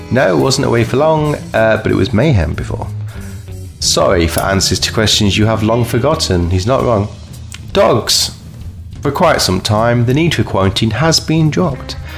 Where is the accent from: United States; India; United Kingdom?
United Kingdom; Kirkby; I'm from Kirkby